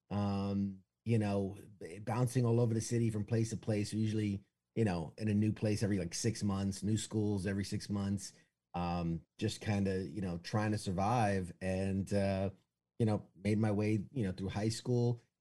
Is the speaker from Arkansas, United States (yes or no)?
no; New York City, New York, United States; Uh, I was born and raised in New York City, uh, Manhattan. I, have I've lost a bit of the accent, you know, unless I say coffee and water.